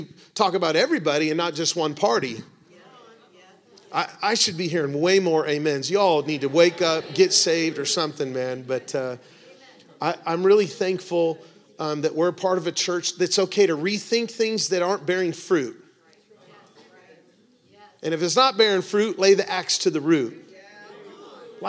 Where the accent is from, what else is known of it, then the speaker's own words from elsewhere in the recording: United States; we have as American evangelical Christians